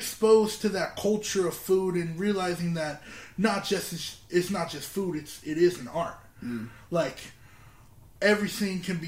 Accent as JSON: {"language": "English", "area": "Southern Orange County", "region": "California", "country": "United States", "tie": "born or raised there", "said": "born and raised in Southern Orange County"}